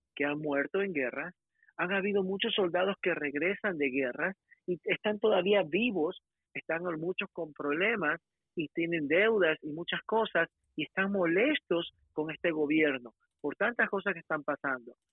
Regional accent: Ecuador; now in United States; yo soy ecuatoriano, yo soy bien latino, hablo español bien

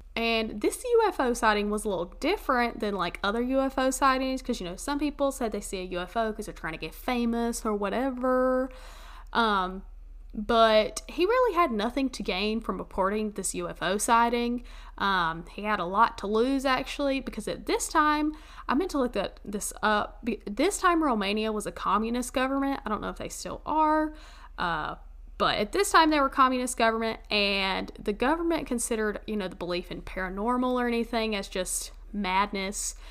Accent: the South, United States; moved away; my hometown in the mountains

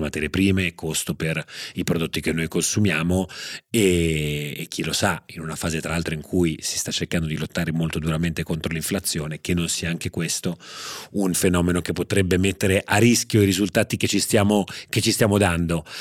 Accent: Genoa, Liguria, Italy; sono nato a Genova

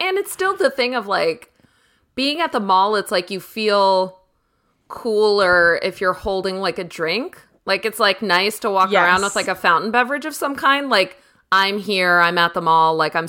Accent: East Coast, United States; I think it's because I'm from the East Coast, so it's like, it's very kitschy and fun to me because I didn't grow up with it at all.

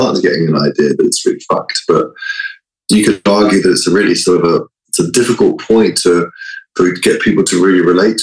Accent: London, United Kingdom; moved away; growing up in London in a sort of a more progressive mindset

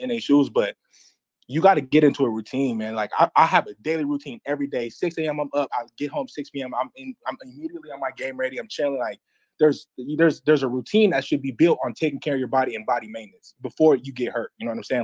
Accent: Las Vegas, Nevada, United States; moved away as an adult; also born or lived in Miami; I'm from Vegas

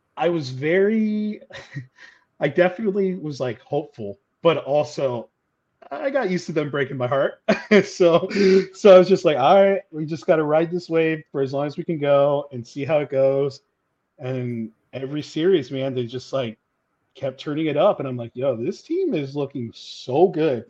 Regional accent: Orange County, California, United States; that was my hometown

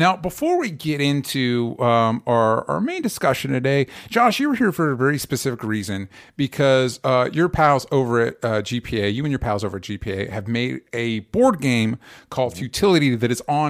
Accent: Tampa, Florida, United States; No, I moved around a lot, but most recently before California, I'm from Tampa, Florida.

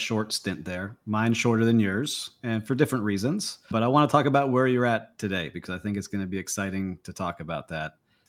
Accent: Miami Beach, Florida, United States; I'm from Miami, Miami Beach, and Nick was learning about it.

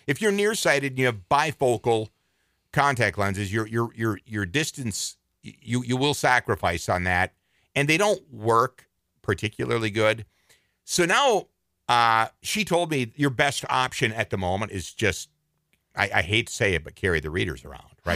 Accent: Twin Cities, Minnesota, United States; I was born in the Twin Cities

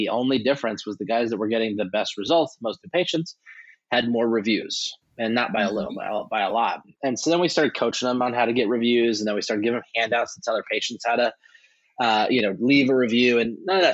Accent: upstate New York, United States; also born or lived in Camp Pendleton, California; I ended up growing up in upstate New York

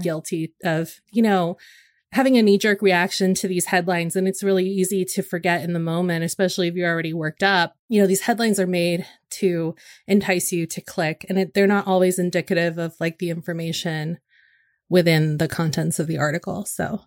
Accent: Northern California, United States; moved away; when I'm up north, in and around my hometown

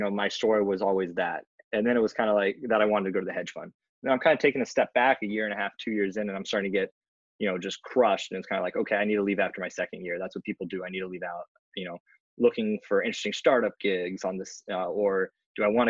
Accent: California, United States; also born or lived in West Coast; now in New York, United States; I was born in California and assume I might go back out there eventually

